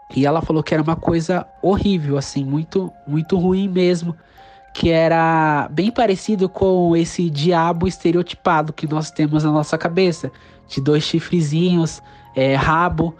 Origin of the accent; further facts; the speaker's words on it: São Paulo, Brazil; sou da cidade de São Paulo